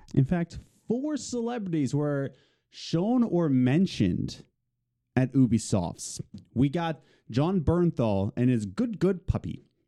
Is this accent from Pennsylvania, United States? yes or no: yes; Philadelphia, Pennsylvania, United States; we're from Philly